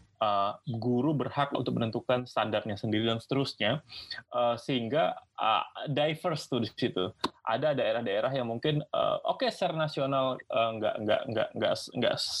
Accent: Singkawang, West Kalimantan, Indonesia; also born or lived in Pontianak / Melbourne; asalnya itu dari Singkawang, bro. Singkawang. Singkawang. Kalbar. Yes, Kalimantan Barat

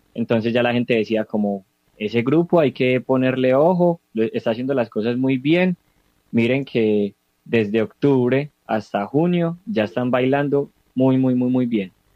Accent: Sonsón, Antioquia, Colombia; soy oriundo del municipio de Sonsón, vivo en el municipio de Sonsón

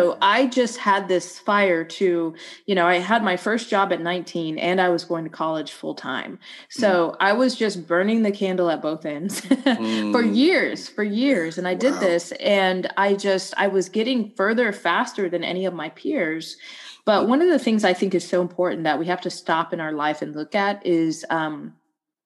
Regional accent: Atlanta, Georgia, United States; growing up in Atlanta, specifically like a small suburb outside of Atlanta in the 1980s

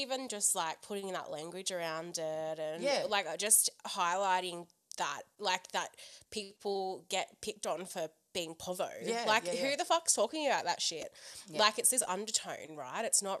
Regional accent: Central Coast, New South Wales, Australia; I grew up on the Central Coast.

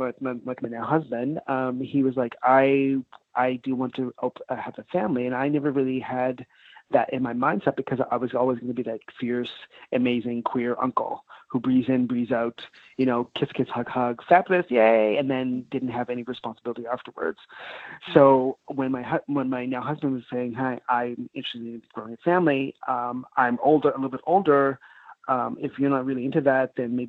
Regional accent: Nova Scotia, Canada; moved away; also born or lived in Vancouver; growing up in Nova Scotia too as well, I guess before, big black family

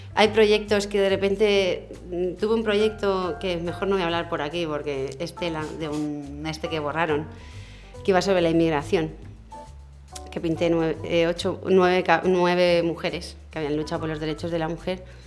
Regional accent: Madrid, Community of Madrid, Spain; moved away as an adult; also born or lived in Mallorca; now in Palma, Spain; yo es que soy de Madrid y somos muy abiertos.

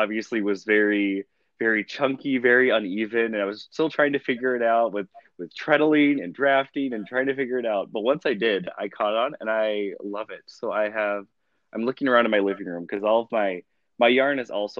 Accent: Alabama, United States; moved away; I grew up in Alabama

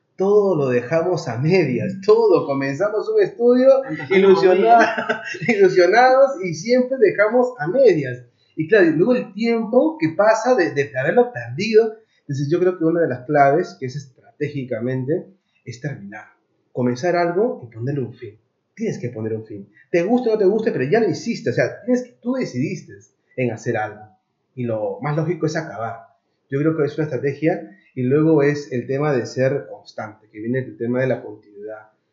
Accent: Lima, Peru; moved away as an adult; now in Madrid, Spain; desde Perú, soy peruano, de un barrio que se llama San Juan del Origancho

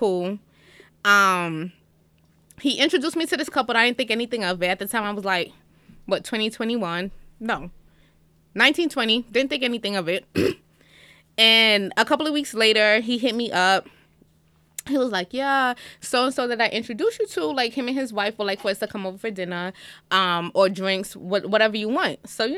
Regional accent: Jamaica; I'm Jamaican, we don't do that.

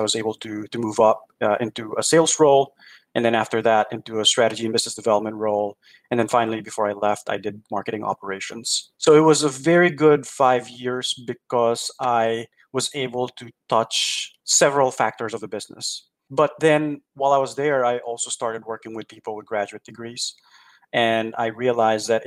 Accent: Philippines; moved away as an adult; also born or lived in New York / Durham, North Carolina; now in Milwaukee, United States; there weren't really a lot of opportunities back in the Philippines. There were some, but it was just really hard to get those roles. And so I told my parents that I was going to move to New York

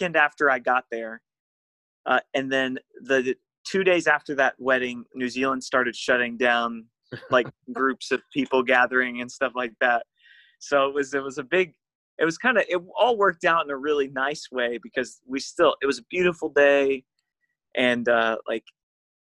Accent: Orange Park, Florida, United States; At the church that I grew up at in Orange Park, Florida

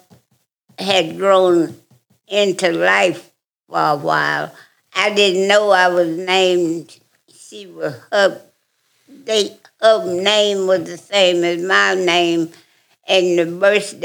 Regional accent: Huntsville, Alabama, United States; I am from Huntsville, Alabama

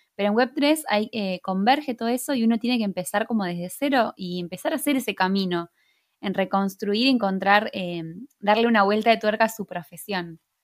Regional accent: Argentina; yo soy de Argentina

